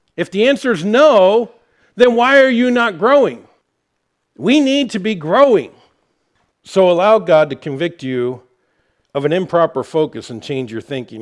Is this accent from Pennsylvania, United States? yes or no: yes; Harrisburg, Pennsylvania, United States; moved away; I'm from Harrisburg, Pennsylvania area